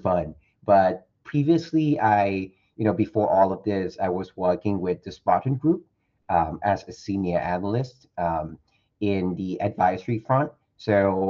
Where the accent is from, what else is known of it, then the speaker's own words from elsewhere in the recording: Thailand; I'm 100% Thai, by the way, born and raised in Thailand.